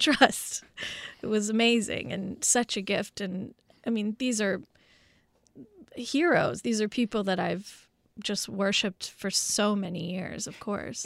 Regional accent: Los Angeles, California, United States; growing up in West L A at the time of O J

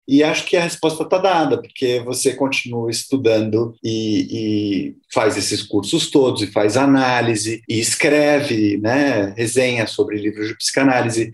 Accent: São Paulo, Brazil; eu sou de São Paulo, mas eu fui muito cedo morar no interior. Eu morei, morei em duas cidades pequenas, aqui perto de São Paulo.

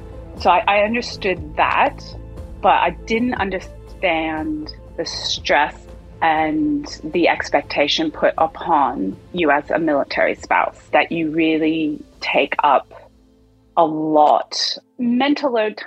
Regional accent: United States; moved away as an adult; now in Australia; As you can tell from my accent, I'm from the US

